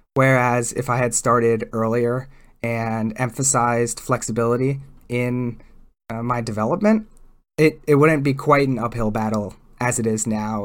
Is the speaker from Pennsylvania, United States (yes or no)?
yes; East Coast, Pennsylvania, United States; I grew up on the East Coast where it's generally, it's not necessarily flatter where I grew up